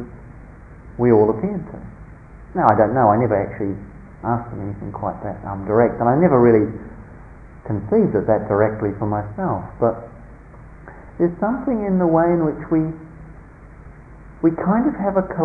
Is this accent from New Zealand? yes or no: yes; New Zealand; growing up in New Zealand in a small, very conservative country town